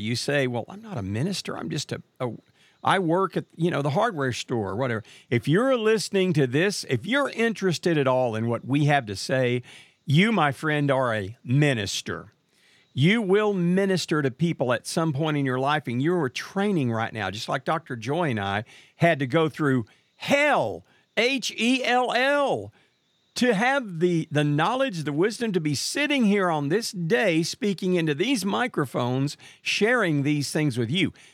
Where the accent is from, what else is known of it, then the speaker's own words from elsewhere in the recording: Marshall, Texas, United States; I lived in a small town known as Marshall, Texas, which happens to be the hometown of Big George Foreman